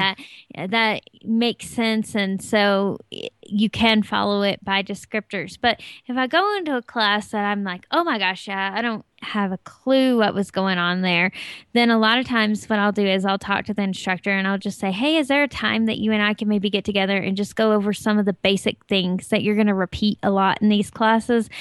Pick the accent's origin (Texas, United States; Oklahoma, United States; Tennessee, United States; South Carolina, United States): Tennessee, United States; now in Colorado, United States; I'm from Tennessee, and we have really hot, humid summers